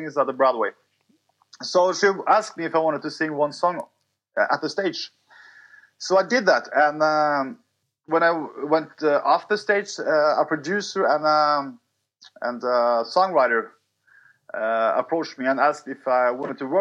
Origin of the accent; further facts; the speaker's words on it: Norway; English is a second language; I'm from Norway